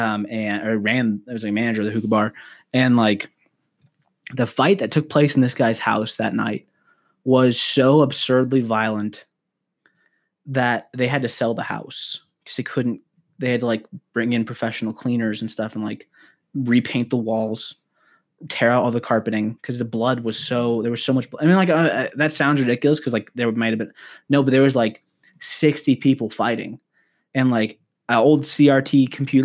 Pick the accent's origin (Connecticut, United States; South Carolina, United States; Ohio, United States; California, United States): California, United States; outside of Los Angeles; now in Colorado Springs, United States; I grew up in like outside of Los Angeles area